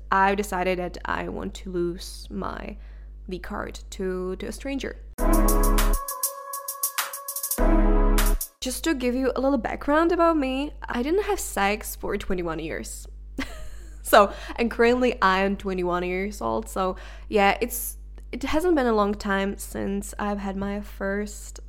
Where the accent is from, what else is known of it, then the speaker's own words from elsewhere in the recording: Czechia; first language Czech; English is a second language; moved away as an adult; now in Denmark; I was in my home country, which is the Czech Republic